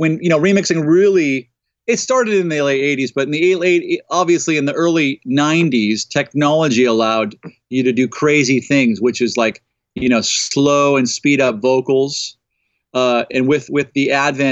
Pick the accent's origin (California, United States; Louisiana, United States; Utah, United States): California, United States; Los Angeles; growing up in the San Fernando Valley